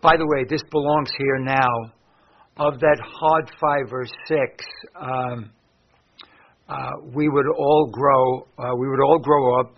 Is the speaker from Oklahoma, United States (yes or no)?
no; New York City, New York, United States; I grew up in West Harlem